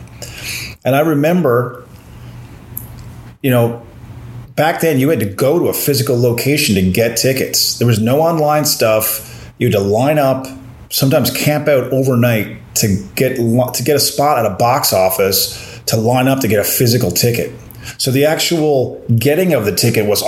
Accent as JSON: {"language": "English", "town": "Corner Brook", "region": "Newfoundland and Labrador", "country": "Canada", "tie": "born or raised there", "also_born_or_lived": "St. John's, Newfoundland", "said": "My hometown, Cornerbrook, the old arena there, Humber Gardens, is now a grocery store"}